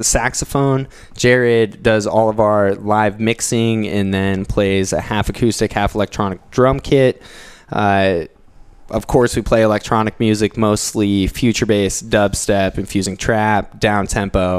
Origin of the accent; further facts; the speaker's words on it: Iowa, United States; moved away; also born or lived in Durango, Colorado / Dayton, Ohio; Initially grew up in Iowa, so I'm definitely a Midwesterner at heart